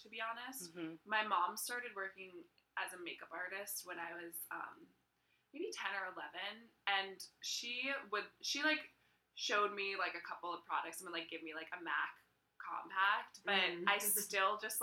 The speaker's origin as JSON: {"language": "English", "town": "Brookline", "region": "Massachusetts", "country": "United States", "tie": "born or raised there", "said": "I grew up in Brookline, which is, like, very affluent and Jewish and liberal"}